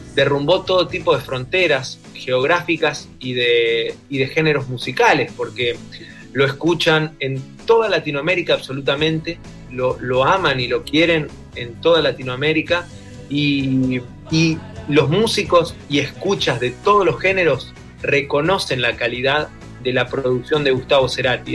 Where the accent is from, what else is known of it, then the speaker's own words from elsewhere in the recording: Argentina; somos cuatro instrumentistas de Argentina